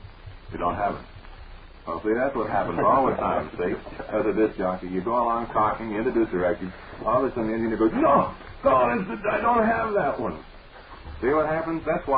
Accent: Lowell, Massachusetts, United States; Well, I was born and brought up in Lowell, and of course Chelmsford is a suburb

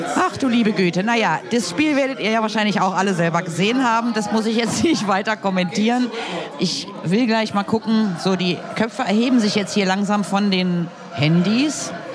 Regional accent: Berlin, Germany; ich komme aus so Kreuzköln, also so zwischen Südstern und Hermannplatz

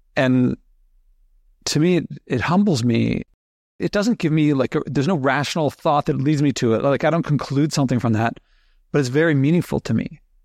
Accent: Philadelphia, Pennsylvania, United States; I grew up in Philadelphia, so going down the shore in Jersey wasn't too far away

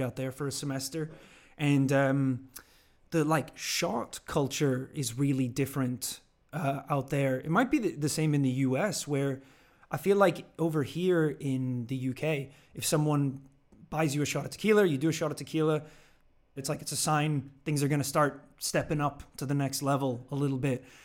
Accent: Northern Ireland, United Kingdom; also born or lived in Georgia, United States; now in London, United Kingdom; growing up in Northern Ireland, obviously whiskey is a huge thing over there

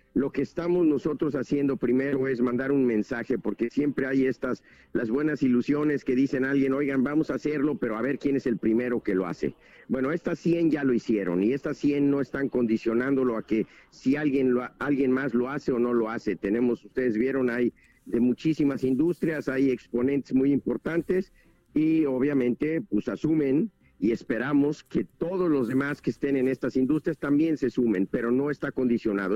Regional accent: Mexico; como mexicanos

